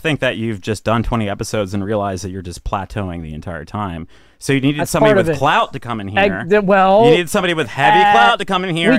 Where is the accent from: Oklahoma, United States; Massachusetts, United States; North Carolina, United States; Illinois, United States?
North Carolina, United States; Durham; I'm from Durham.